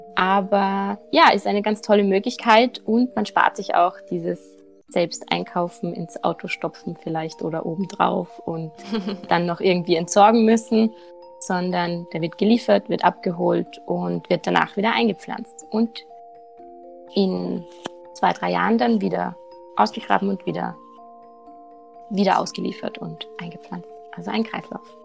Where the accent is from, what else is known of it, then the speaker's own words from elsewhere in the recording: Salzburg, Austria; bei uns in Salzburg